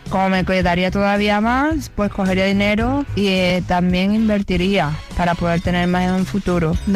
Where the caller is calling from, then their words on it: Seville, Andalusia, Spain; Hola amigos de aquí … de Sevilla.